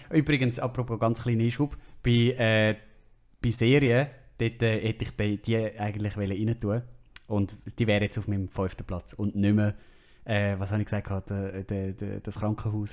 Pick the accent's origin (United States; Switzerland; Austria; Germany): Switzerland